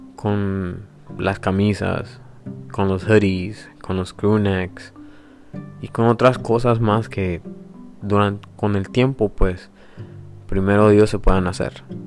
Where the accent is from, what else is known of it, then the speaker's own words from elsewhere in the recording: San Miguel, El Salvador; soy salvadoreño, nací en San Miguel